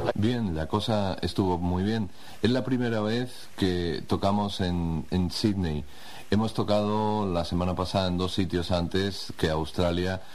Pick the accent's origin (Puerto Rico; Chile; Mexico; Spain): Spain; soy un tío español